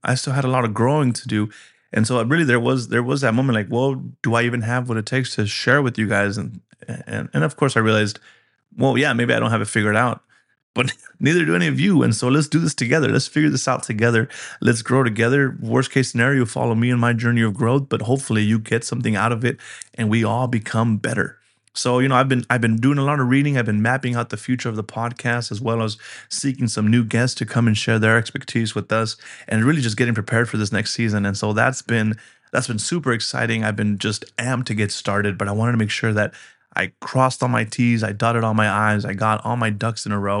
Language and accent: English; Colorado, United States; You know, I'm from Colorado originally. And while I have moved around in my younger years, I didn't expect that to be something that was happening in this season of life.